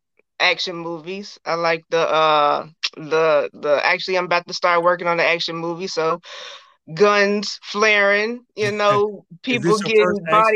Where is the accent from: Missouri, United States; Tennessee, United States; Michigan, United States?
Tennessee, United States; Memphis; now in Nashville, United States; I am originally from Memphis. I live in Nashville now.